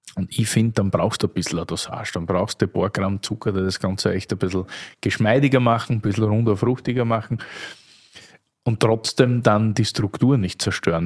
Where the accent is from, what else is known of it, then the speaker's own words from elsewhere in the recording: Austria; als Österreicher